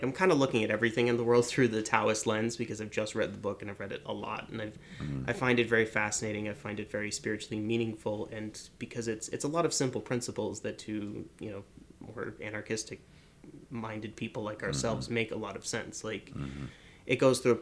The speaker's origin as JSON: {"language": "English", "region": "Northeast", "country": "United States", "tie": "born or raised there", "moved": "yes", "said": "I grew up in the Northeast around basically the same area that Breahna did"}